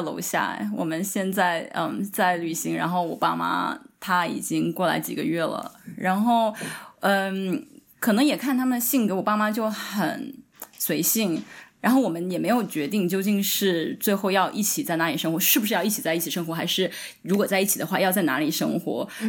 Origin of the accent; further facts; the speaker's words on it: China; moved away as an adult; now in United States; 我生在中国，我就是中国人。